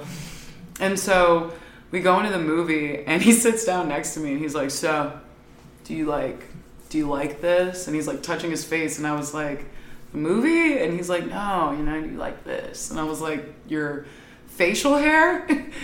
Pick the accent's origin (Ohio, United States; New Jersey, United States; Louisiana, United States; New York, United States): Ohio, United States; I'm from Ohio